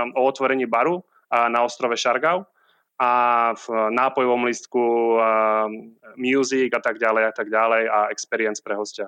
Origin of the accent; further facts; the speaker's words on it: Sliač, Banská Bystrica Region, Slovakia; moved away as an adult; also born or lived in Prague / Dubai / Abu Dhabi / New York; now in Siargao, Philippines; Malé mesto, volá sa to Sliač